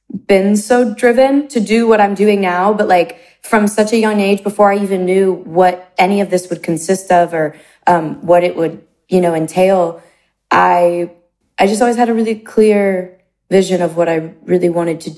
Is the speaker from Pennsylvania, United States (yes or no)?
yes; close to Bethlehem and Allentown, Pennsylvania, United States; moved away; I was kind of dropped off in the middle of nowhere in Pennsylvania, close to Bethlehem. Close to Allentown